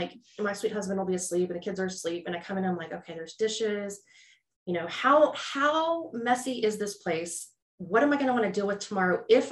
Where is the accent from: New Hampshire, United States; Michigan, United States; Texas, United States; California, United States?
Texas, United States; Houston; I'm from Houston